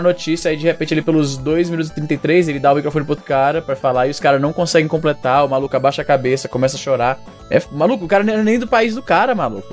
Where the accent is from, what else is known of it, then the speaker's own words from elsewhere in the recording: Brazil; a nossa identificação como brasileiro